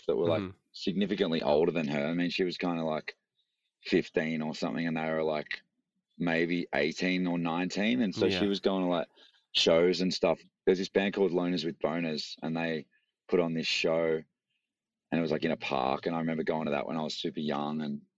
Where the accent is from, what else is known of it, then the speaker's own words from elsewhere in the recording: Frankston, Victoria, Australia; also born or lived in Melbourne; I grew up like an hour southeast in a place called Frankston, which mm-hmm. was cool. Cool little spot.